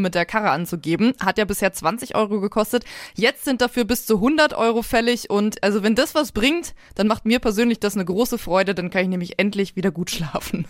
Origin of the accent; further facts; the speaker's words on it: Lower Saxony, Germany; now in Bavaria, Germany; in meiner Heimat Niedersachsen